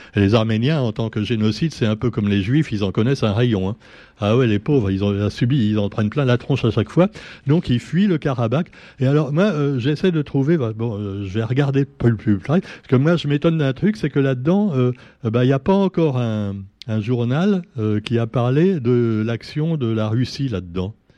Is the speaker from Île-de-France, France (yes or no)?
yes; Paris, Île-de-France, France; now in Réunion; d'origine, déjà, je suis né à Paris